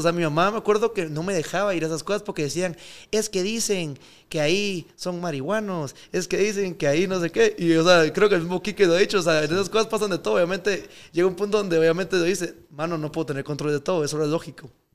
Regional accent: Guatemala; moved away; also born or lived in Miami; yo, aunque viva afuera y lo que sea, yo soy de Guate.

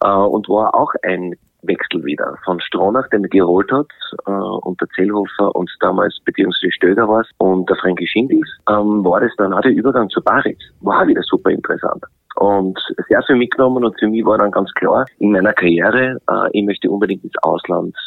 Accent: Graz, Styria, Austria; also born or lived in Vienna, Austria / England; als Grazer

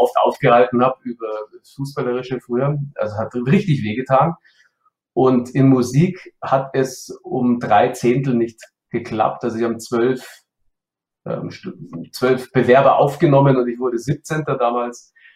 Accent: Munich, Bavaria, Germany; Ich kam in die Münchner Auswahl dann auch mit zehn oder neun Jahren

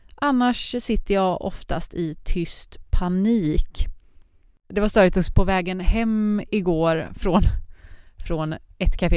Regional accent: Partille, Västra Götaland, Sweden; moved away as an adult; now in Malmö, Sweden; Jag är från centrala Göteborg, Partille heter det, eh, men bor just nu i Malmö

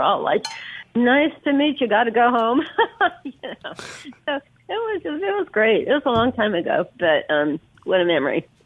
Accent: Berkeley, California, United States; moved away as an adult; also born or lived in Virginia; now in Oxford, United States; growing up in Berkeley

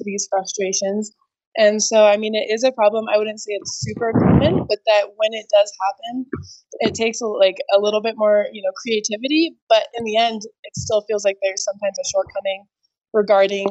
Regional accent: Santa Fe, New Mexico, United States; also born or lived in Albuquerque, New Mexico; I grew up in Santa Fe and pretty much learned to ski at Santa Fe Ski Basin.

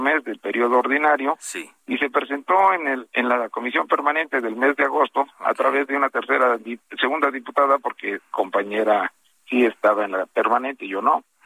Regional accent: Tula de Allende, Hidalgo, Mexico; yo soy de Tula

